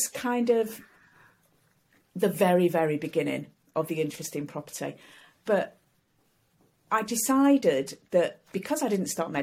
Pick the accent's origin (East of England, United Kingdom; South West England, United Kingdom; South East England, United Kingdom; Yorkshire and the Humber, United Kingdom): Yorkshire and the Humber, United Kingdom; Sheffield; I came to Sheffield, my hometown, to do my degree